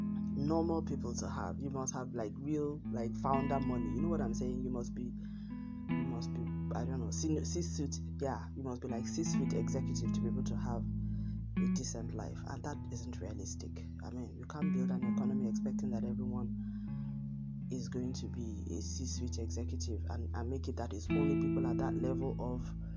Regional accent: Nigeria; my home country, Nigeria

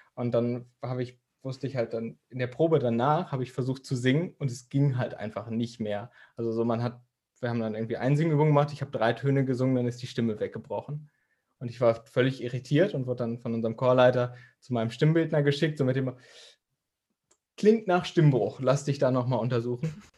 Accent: Dortmund, North Rhine-Westphalia, Germany; ich komme ja aus Dortmund

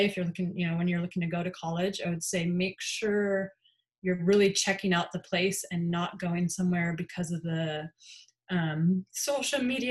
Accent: Colorado, United States; moved away as an adult; I'm from Colorado

